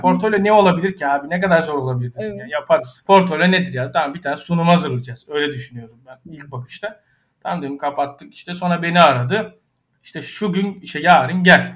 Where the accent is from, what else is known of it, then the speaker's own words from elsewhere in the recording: Ayvalık, Balıkesir, Turkey; Ayvalık'ta büyüdüm